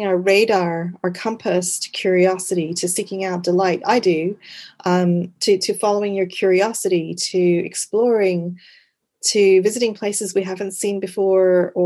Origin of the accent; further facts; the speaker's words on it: Quebec, Canada; accent: part Canadian; also born or lived in Wimbledon, London, United Kingdom / just outside London; now in United Kingdom; I was born in the UK in Wimbledon, in London. I grew up in Canada, in Quebec